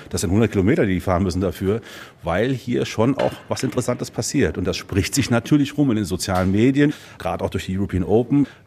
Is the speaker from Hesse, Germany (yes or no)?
yes; Rothemann, near Fulda, Hesse, Germany; Also das Schöne bei uns in Fulda ist, wir sind alles Fuldaer Jungs. Also der Valentin ist aus Edelzell, ich bin aus Rote Mann, der Rüdiger ist aus Tretzhof, also wir sind alle hier aus der Region.